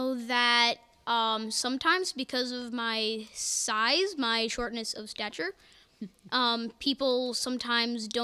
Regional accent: Michigan, United States; also born or lived in Ohio; now in Vermont, United States; I was born in Michigan

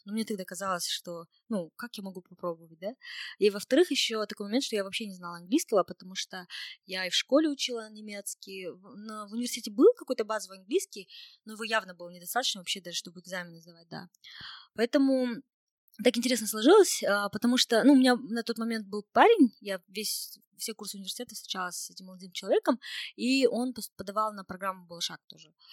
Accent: Kokshetau, Akmola Region, Kazakhstan; Я из Кукшетау, где, в принципе, очень так, э, ну, русскоговорящее население. Мы доба-, дома не разговариваем на, на казахском языке вообще.

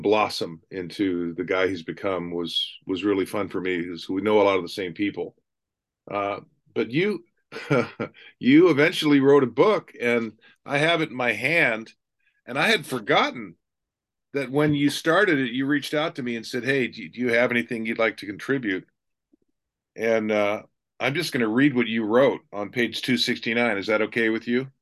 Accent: Ravenna, Ohio, United States; I was born in Ravenna

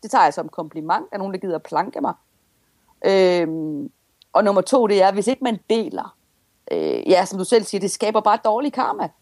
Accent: Denmark; accent: Jutlandic; jeg taler jo simpelthen så jysk

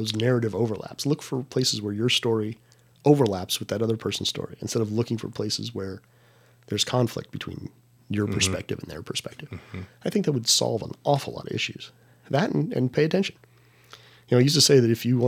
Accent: San Diego, California, United States; moved away; I'm from San Diego

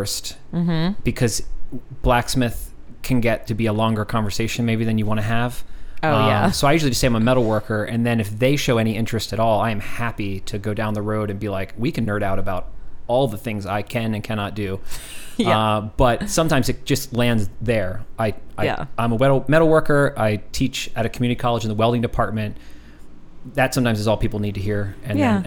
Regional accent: Philadelphia, Pennsylvania, United States; now in Austin, United States; born and raised

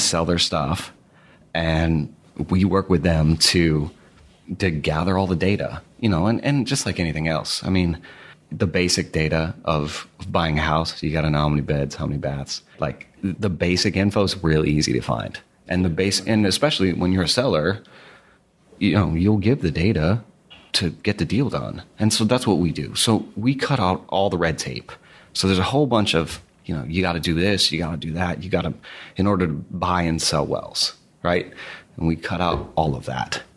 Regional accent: outside of Boston, Massachusetts, United States; outside of Boston. So about forty minutes to the west

